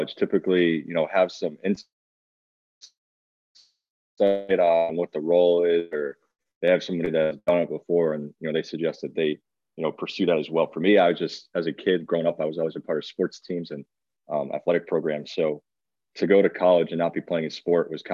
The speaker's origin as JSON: {"language": "English", "town": "West Hartford", "region": "Connecticut", "country": "United States", "tie": "born or raised there", "also_born_or_lived": "Syracuse, New York", "moved": "as an adult", "said": "I'm from West Hartford, Connecticut. Born and raised there"}